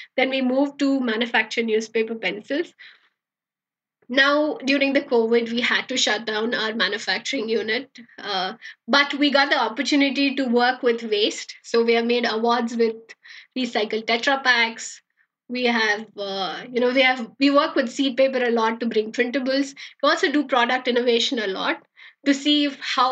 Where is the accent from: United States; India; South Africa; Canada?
India; Bangalore, Karnataka; also born or lived in Jakarta, Indonesia; I'm from Bangalore